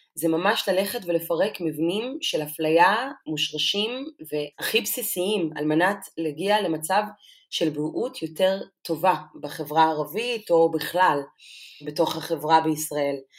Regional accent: Lakiya, Southern District, Israel; also born or lived in Debrecen, Hungary; גדלתי במסוג של חממה של אה, נשים שהן פורצות דרך. ביישוב שלי לקיה

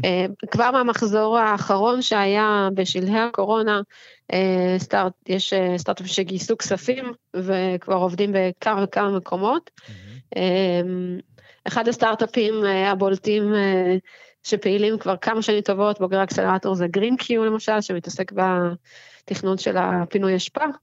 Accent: Herzliya, Tel Aviv District, Israel; ובעיר שאני אוהבת, שגדלתי בה

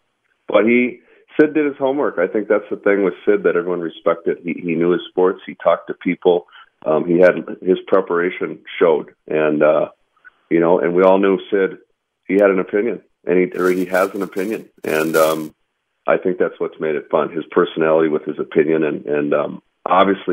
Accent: Minnesota, United States; growing up in Minnesota

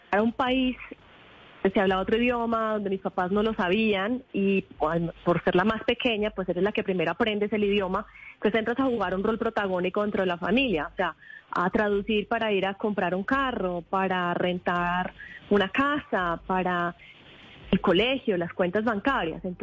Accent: Quimbaya, Quindío, Colombia; born there; also born or lived in United States; haber nacido en el Quindío, en Quimbaya, para mí todos los sucesos familiares pues han sido siempre mi pueblo a tierra y uno no se puede olvidar de eso.

